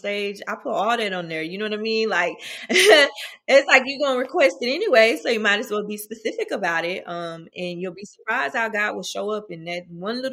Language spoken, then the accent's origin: English; Nashville, Tennessee, United States; moved away as an adult; now in Atlanta, United States; I'm originally from Nashville, Tennessee, North Nashville